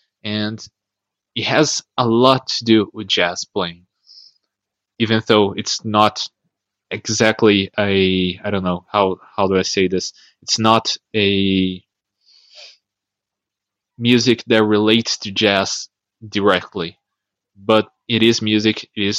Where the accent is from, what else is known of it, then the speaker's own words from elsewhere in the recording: Brazil; now in São Paulo, Brazil; I'm from Brazil